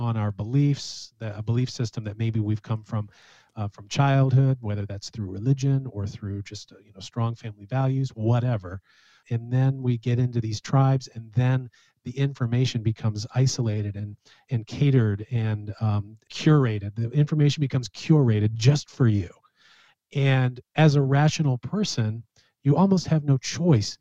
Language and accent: English; United States; as American citizens